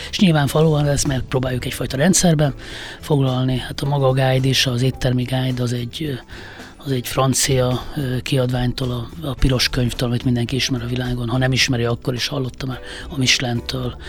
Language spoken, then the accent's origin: Hungarian; Hungary; egy vidéki középosztály, egy családba születtem